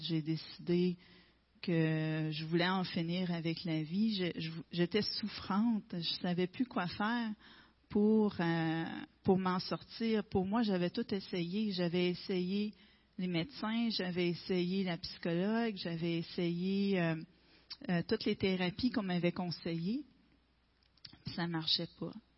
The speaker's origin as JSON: {"language": "French", "area": "Gaspésie", "region": "Quebec", "country": "Canada", "tie": "born or raised there", "said": "Je suis native de la Gaspésie."}